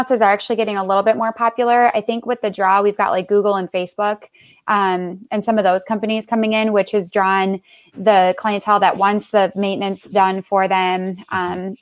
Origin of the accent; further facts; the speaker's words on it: Minneapolis, Minnesota, United States; also born or lived in Las Vegas, Nevada; now in Omaha, United States; I was raised in Minnesota